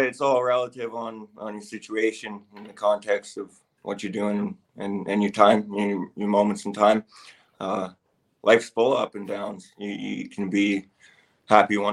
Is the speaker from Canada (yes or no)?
yes; Canada; I am Canadian